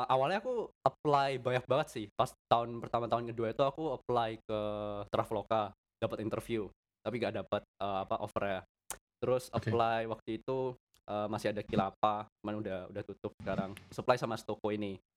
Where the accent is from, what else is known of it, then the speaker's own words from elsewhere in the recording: Jember, East Java, Indonesia; sekolahku kan swasta aku asli Jember